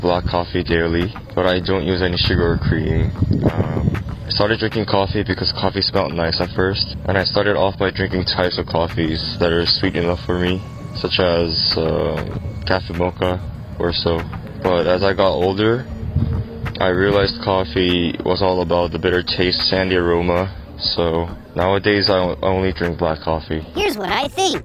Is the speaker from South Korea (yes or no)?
yes; Seoul, South Korea; I'm from Seoul, Korea